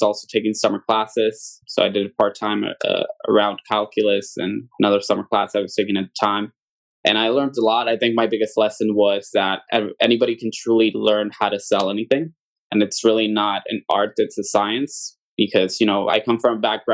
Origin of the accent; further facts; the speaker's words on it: Aguadilla, Puerto Rico; also born or lived in Mayagüez, Puerto Rico; I am born and raised in Puerto Rico. I am from the west side of the island, a town called Aguadilla